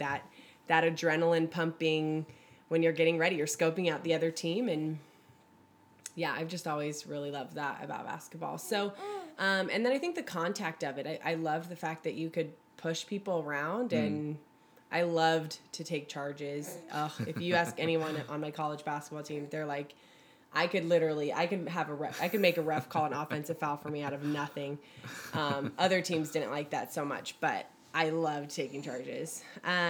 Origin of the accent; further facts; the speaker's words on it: Bay Area, California, United States; I am from the Bay Area and I used to cheerlead at the Warriors games when I was like 7.